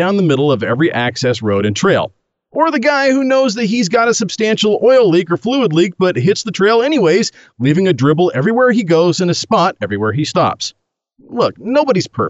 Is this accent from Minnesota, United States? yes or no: no; Oregon, United States; I'm from Oregon, land of the Birkenstock-wearing, tree-hugging, Prius-driving granola chuggers